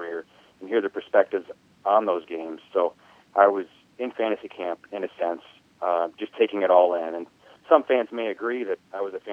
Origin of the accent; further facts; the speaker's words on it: Des Moines, Iowa, United States; also born or lived in Davenport, Iowa / Bettendorf, Iowa; we moved to Des Moines when I was in first grade, and I grew up there